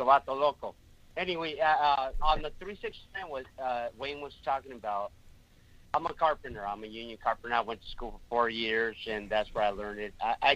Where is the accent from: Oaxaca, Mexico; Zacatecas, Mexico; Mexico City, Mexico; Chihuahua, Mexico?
Mexico City, Mexico; moved away; I was raised in Mexico City